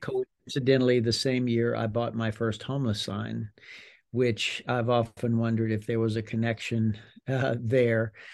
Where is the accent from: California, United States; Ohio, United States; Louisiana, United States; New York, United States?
Louisiana, United States; South; grew up in a large Cajun, very Catholic family in South Louisiana